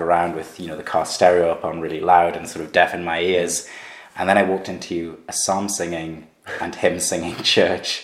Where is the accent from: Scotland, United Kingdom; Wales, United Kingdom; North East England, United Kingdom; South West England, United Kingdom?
North East England, United Kingdom; Gateshead; also born or lived in Sunderland; I was born in Sunderland, where I'm now planting the church, brought up in Gateshead